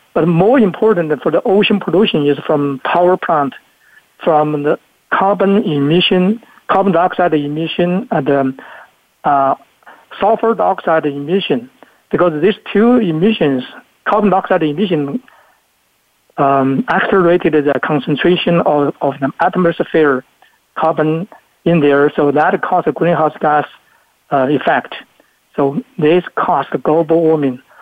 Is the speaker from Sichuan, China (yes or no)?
yes; Luzhou, Sichuan, China; moved away; I was uh, born in China, in Sichuan province, very little city in Sichuan called Luzhou City in Sichuan province